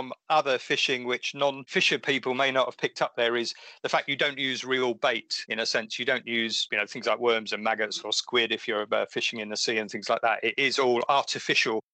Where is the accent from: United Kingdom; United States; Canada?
United Kingdom; Essex, East of England; where I grew up in Essex